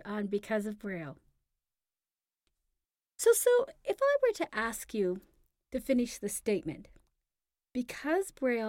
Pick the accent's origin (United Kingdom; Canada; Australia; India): Canada; we are Canadian, yes.